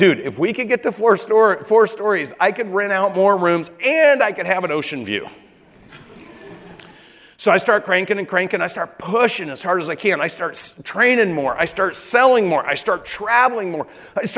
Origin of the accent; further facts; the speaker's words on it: Corvallis, Oregon, United States; moved away as an adult; now in Miami, United States; I'm from Corvallis, Oregon, which I am